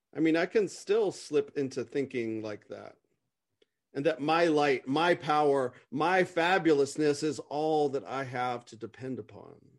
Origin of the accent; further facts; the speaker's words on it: United States; as an American